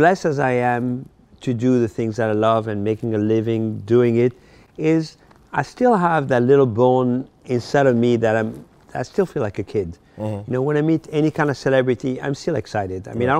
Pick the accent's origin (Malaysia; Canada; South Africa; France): France; Paris, Île-de-France; I told him a story that when I grew up in Paris, mm-hmm. I had a poster of him in my room.